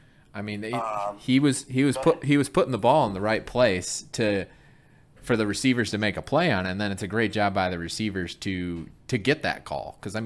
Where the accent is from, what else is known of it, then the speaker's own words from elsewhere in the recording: Flint, Michigan, United States; I grew up in Michigan. I'm from Flint, Michigan.